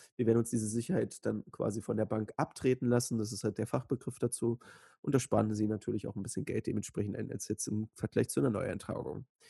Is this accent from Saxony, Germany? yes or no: no; Joachimsthal, Brandenburg, Germany; in Joachimsthal, also meiner Heimatstadt